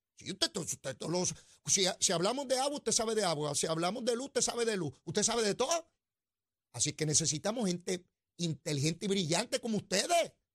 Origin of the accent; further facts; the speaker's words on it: Puerto Rico; como buenos puertorriqueños